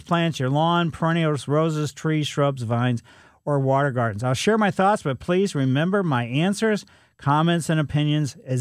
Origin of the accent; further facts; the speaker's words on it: Ellisville, Missouri, United States; It's a little bit further east than I grew up in Ellisville